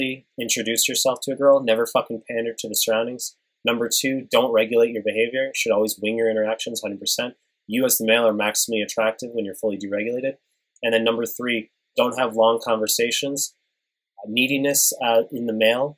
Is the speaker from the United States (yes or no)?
yes; New York, United States; moved away; I'm from New York.